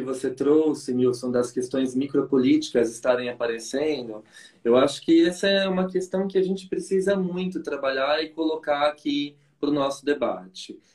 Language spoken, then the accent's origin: Portuguese; São Paulo, Brazil; fui criado aí na Zona Sul de São Paulo